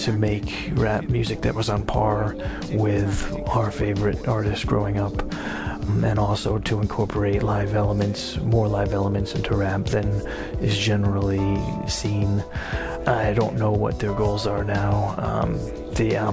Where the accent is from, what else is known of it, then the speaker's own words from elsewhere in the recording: Norwich, Connecticut, United States; I was born in Norwich, Connecticut, and grew up there